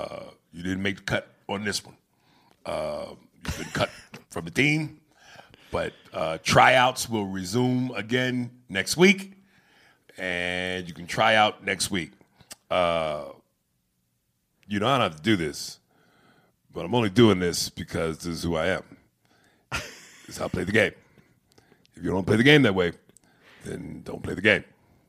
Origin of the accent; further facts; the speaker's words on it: Brunswick, New Jersey, United States; Jersey. What's good? I'm from Brunswick, too.